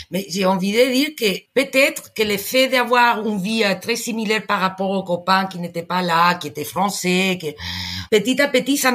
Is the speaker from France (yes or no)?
no; Spain; French is a second language